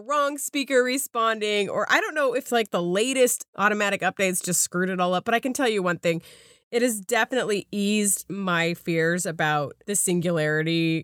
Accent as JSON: {"language": "English", "area": "suburb of Salt Lake City", "region": "Utah", "country": "United States", "tie": "born or raised there", "moved": "yes", "said": "I couldn't even find the home I had grown up"}